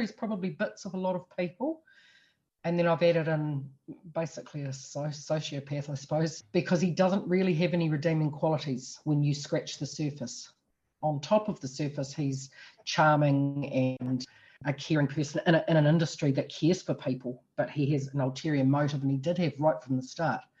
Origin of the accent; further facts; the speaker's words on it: Temuka, Canterbury, New Zealand; moved away as an adult; also born or lived in Lower Hutt / Wellington; now in Auckland, New Zealand; I've born and bred in Temuka in South Canterbury, and I'm very proud of that fact